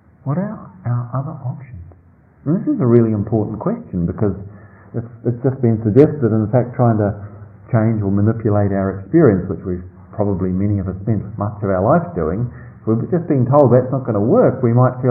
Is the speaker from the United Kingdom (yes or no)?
no; New Zealand; moved away; I grew up in New Zealand in a small country town